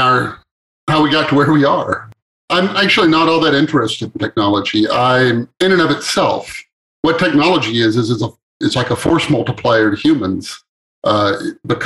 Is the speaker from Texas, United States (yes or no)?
yes; East Texas, United States; moved away as an adult; also born or lived in West Coast; I grew up on a farm in East Texas